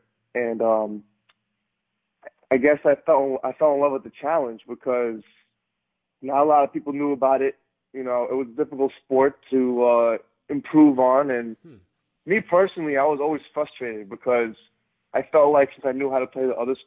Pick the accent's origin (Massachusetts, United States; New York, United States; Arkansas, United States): New York, United States; New York City; I was born and raised in Bayside, New York, right here by Flushing, Queens